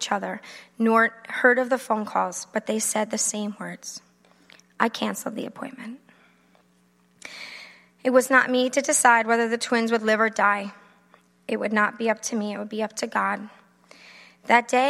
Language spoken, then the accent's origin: English; Long Island, New York, United States; I am from Long Island. Try not to talk like it.